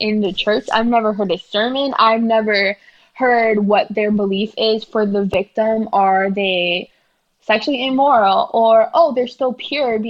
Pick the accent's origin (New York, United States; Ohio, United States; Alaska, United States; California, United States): New York, United States; New York City; I'm from Brooklyn